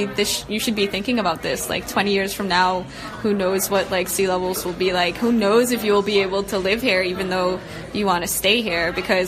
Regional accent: Bahamas; I'm from the Bahamas, so I experience like hurricanes all the time.

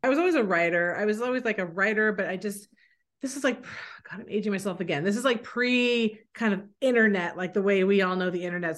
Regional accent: San Francisco, California, United States; moved away as an adult; also born or lived in San Diego; now in New England, United States; I'm from San Francisco

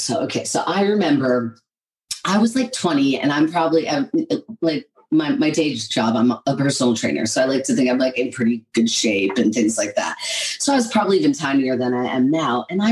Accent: right outside of Philadelphia, Pennsylvania, United States; moved away as an adult; also born or lived in Berkeley, California / Los Angeles, California; now in London, United Kingdom; I'm from the East Coast originally, right outside of Philadelphia. Pennsylvania is the name of the state. It's right underneath New York.

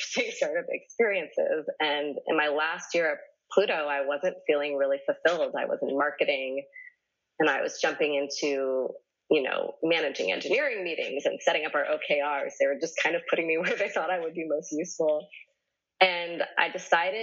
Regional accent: East Coast, United States; moved away as an adult; also born or lived in New York; now in Los Angeles, United States; I'm from the East Coast, and I started off as an actor

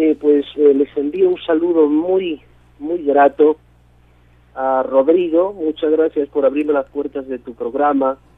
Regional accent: Mexico; De mi infancia, parte de mi infancia la pasé en México

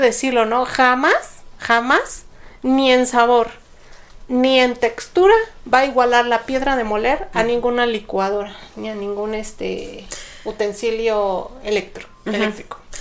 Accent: Mexico; como cultura mexicana

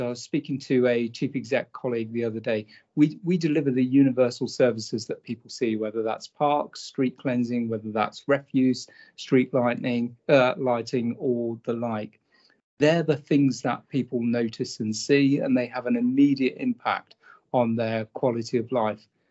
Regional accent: Norfolk, East of England, United Kingdom; So I grew up in Norfolk

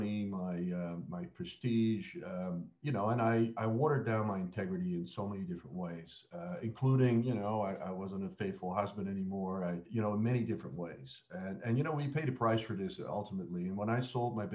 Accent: a town just outside Amsterdam, North Holland, Netherlands; moved away as an adult; also born or lived in Australia / United States; I grew up in Holland

